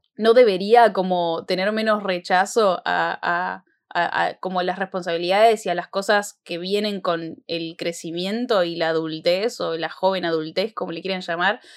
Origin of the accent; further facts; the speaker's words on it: Argentina; en nuestro país, acá en Argentina